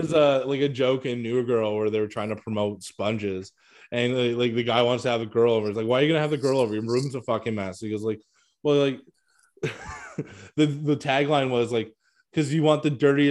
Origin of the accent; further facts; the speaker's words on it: Canada; I am Canadian.